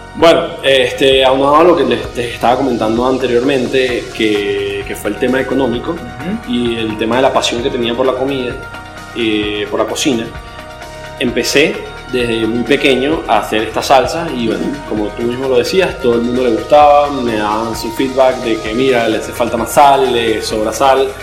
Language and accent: Spanish; San Cristóbal, Táchira, Venezuela; moved away as an adult; now in Caracas, Venezuela; soy de San Cristóbal, me vine para acá a Caracas para empezar la universidad hace tres años y medio